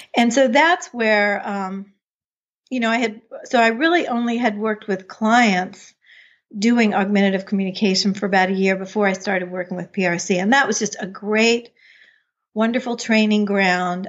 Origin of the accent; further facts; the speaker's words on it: United States; moved away as an adult; also born or lived in Chapel Hill, North Carolina; I grew up outside of Washington, D C